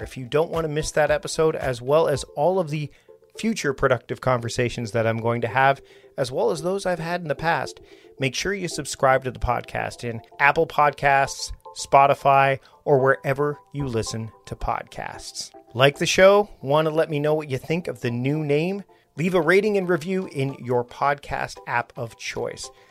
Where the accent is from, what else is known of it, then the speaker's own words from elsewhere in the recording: Victoria, British Columbia, Canada; We're here in my town, my hometown of Victoria